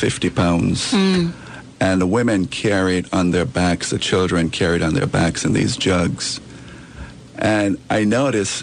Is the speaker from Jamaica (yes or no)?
yes; Jamaica; moved away; I'm from Jamaica. I came here in 1972